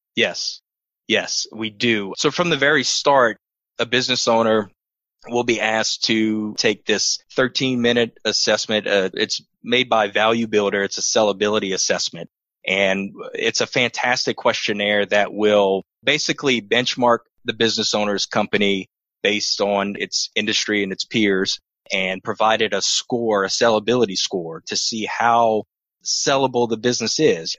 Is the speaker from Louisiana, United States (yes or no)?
yes; New Iberia, Louisiana, United States; moved away as an adult; I was born and raised in New Iberia, Louisiana, home of Tabasco